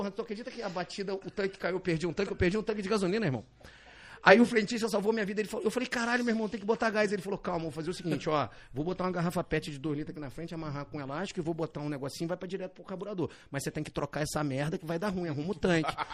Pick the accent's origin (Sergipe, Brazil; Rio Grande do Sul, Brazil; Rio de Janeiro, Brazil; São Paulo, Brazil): Rio de Janeiro, Brazil; Barra do Piraí; a gente veio de Barra do Piraí. Ninguém abria nada em Barra do Piraí.